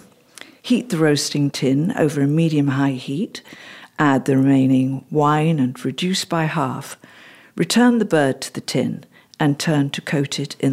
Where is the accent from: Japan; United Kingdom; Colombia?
United Kingdom; Stoke Prior, West Midlands; I was born in the Midlands, in the West Midlands, in a little village called Stoke Briar, near to a town called Bromsgrove, near to the county of Worcestershire. And so we were brought up on a council house estate in Worcestershire